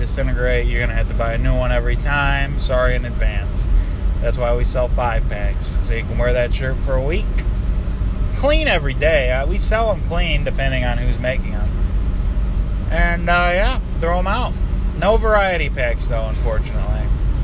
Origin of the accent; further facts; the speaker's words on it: Michigan, United States; I am from Michigan